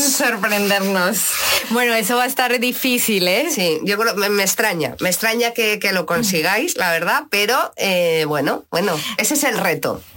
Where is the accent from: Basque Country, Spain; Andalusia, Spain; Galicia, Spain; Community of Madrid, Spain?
Community of Madrid, Spain; Madrid; soy de Madrid